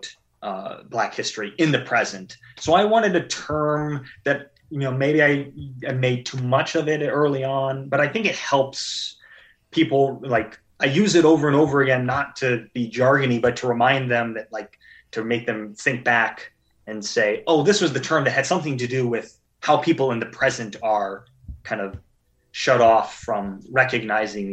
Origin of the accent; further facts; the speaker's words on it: Anaconda, Montana, United States; So I'm from Anaconda.